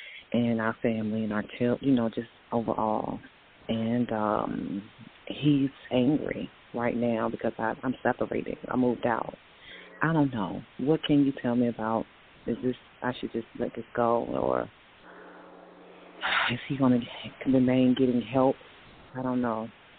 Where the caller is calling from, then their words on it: Virginia, United States; I'm calling from Virginia.